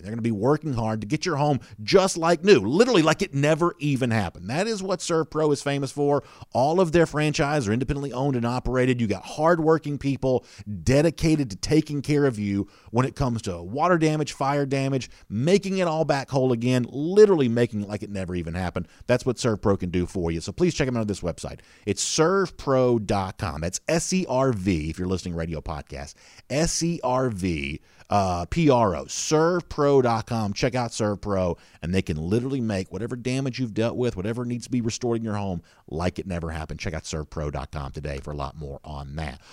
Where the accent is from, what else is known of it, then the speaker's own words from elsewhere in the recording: Southeast, United States; I'm from the Southeast